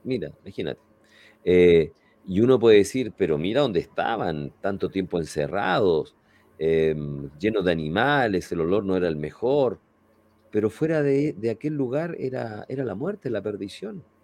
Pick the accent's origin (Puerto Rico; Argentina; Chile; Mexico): Chile; en nuestro país, ahí en el sur de Chile